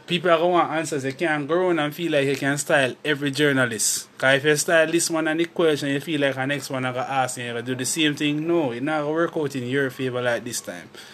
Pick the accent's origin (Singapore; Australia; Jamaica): Jamaica; I'm a Jamaican